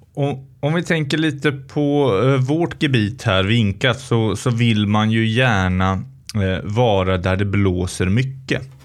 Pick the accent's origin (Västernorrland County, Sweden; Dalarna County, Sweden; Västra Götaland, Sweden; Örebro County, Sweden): Västra Götaland, Sweden; Tidaholm; i mina hemtrakter i Skaraborg, i Tidaholms kommun. Eh, och det är ju extra roligt för mig som skaraborgare